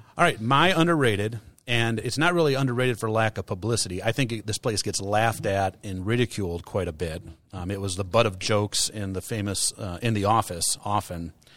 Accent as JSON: {"language": "English", "country": "United States", "said": "Americans, as American consumers pre-COVID"}